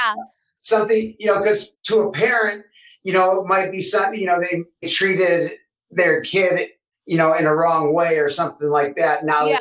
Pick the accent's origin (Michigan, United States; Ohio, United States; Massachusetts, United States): Michigan, United States; Detroit; I'm from Detroit.